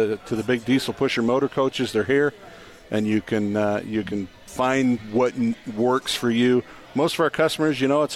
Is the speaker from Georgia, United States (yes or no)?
no; Utah, United States; We're from Utah County